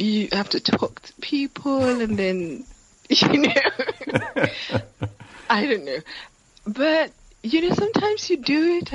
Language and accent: English; Ilesha, Osun, Nigeria; also born or lived in Lagos, Nigeria; Shortly after that, my parents moved.